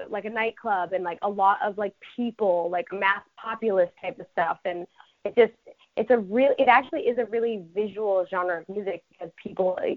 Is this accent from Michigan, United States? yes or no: no; Connecticut, United States; because I grew up in Connecticut, like I grew up on the border of Connecticut and New York, like by Brewster, New York.